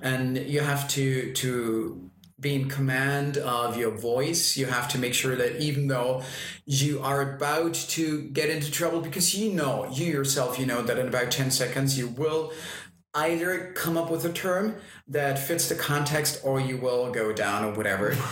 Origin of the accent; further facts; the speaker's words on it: Austria; accent: Austrian German; first language German; English is a second language; since I'm Austrian, my native language is uh, Austrian German.